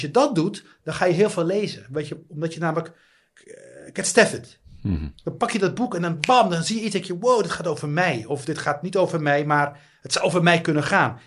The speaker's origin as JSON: {"language": "Dutch", "country": "Netherlands", "also_born_or_lived": "Tangier, Morocco", "said": "Hij hoorde natuurlijk aan mijn accent dat ik niet, eh, dat, dat, dat ik niet uit eh, Marokko kom. En hij zei, ja, waar kom je vandaan? Eh, ik zei, ja, Nederland"}